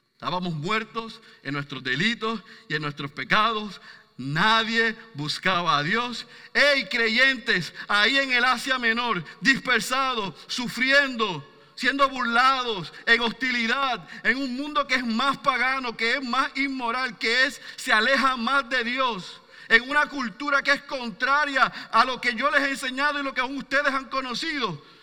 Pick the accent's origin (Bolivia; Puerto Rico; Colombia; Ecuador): Puerto Rico